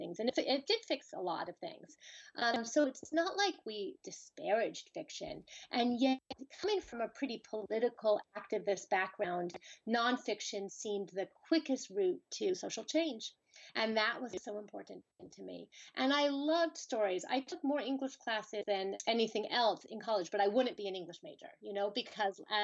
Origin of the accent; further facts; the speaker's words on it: California, United States; moved away as an adult; also born or lived in Colorado; I'm from California, but my family is very East Coast centric. My parents are New York Jews, and they ended up raising us in California for their work.